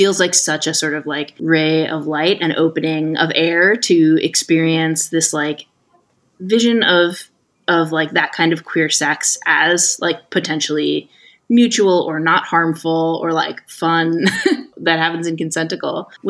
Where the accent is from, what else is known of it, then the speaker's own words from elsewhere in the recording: Manchester, North West England, United Kingdom; We don't know, I'm from Manchester.